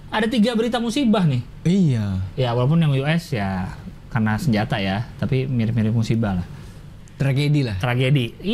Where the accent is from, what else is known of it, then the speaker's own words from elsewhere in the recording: Jakarta, Indonesia; saya kan orang Jakarta kuliah di Bandung